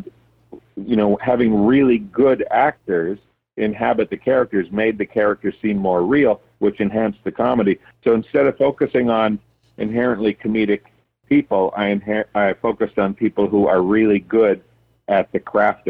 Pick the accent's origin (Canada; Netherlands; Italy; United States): Canada; Tisdale, Saskatchewan; my hometown is about 3,000 people or so. And so I wanted to accentuate and make it smaller. So I kind of based it more around, there's a bunch of little towns like Birkdale and Sylvania and Eldersley and Crooked River and all these little towns around Tisdale